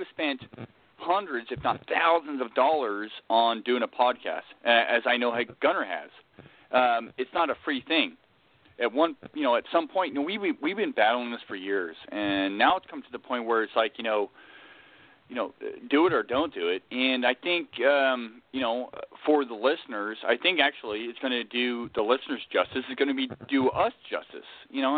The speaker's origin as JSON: {"language": "English", "region": "Scotland", "country": "United Kingdom", "said": "I'm Scottish."}